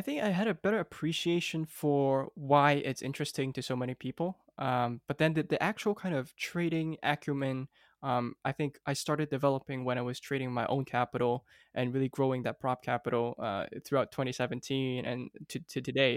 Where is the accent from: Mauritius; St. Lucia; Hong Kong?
Hong Kong; also born or lived in United States; I actually grew up here in Hong Kong